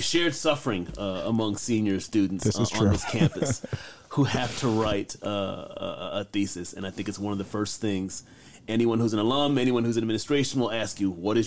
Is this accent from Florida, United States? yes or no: no; outside of Detroit, Michigan, United States; moved away as an adult; now in Princeton, United States; I grew up outside of Detroit.